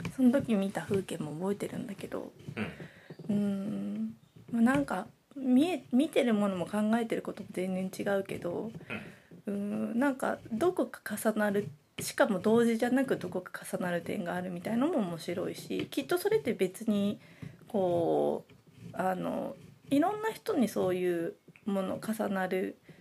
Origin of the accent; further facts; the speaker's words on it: Nagoya, Aichi, Japan; 私は名古屋生まれ名古屋育ち